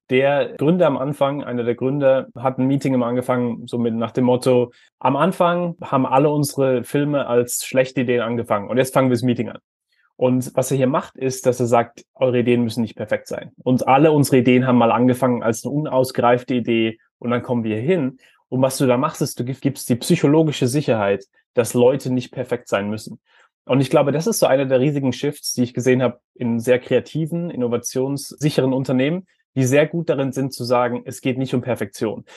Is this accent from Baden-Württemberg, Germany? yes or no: yes; Heidelberg, Baden-Württemberg, Germany; ich bin in Heidelberg aufgewachsen